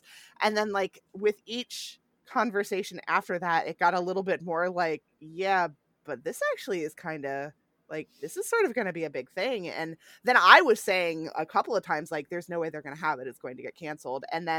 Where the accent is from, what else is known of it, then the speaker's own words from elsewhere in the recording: York, Pennsylvania, United States; moved away; I'm here in my hometown helping my mom out through all of this. And we have the country's oldest county fair here, the York Fair